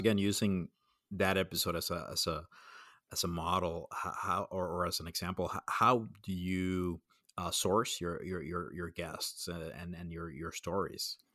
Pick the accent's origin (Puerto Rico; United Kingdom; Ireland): Puerto Rico; I grew up in Puerto Rico